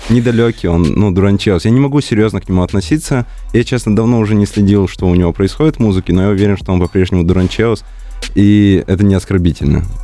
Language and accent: Russian; Komi Republic, Russia; moved away; Нет, нет, я человек из Коми, и я всегда буду представлять именно тот регион.